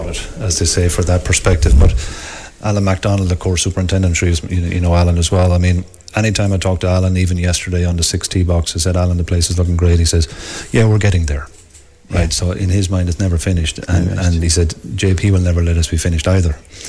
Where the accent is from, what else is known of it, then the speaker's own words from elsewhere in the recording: Wexford, Leinster, Ireland; accent: Wexford; also born or lived in Switzerland; Yeah, you're not getting my Wexford accent, so no.